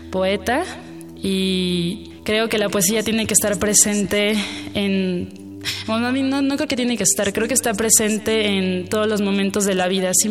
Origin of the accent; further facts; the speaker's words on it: Naucalpan de Juárez, State of Mexico, Mexico; now in Mexico City, Mexico; tengo 25 años, nací en el Estado de México, en Naucalpan de Juárez, pero actualmente radico en la Ciudad de México, en la Gustavo Madero.